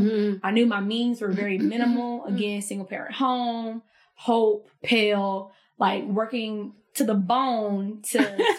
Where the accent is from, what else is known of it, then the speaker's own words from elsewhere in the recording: United States; Ooh, again, I'm from the country. So I've never lived in a city. I've never, like, the closest city to my hometown is Albany.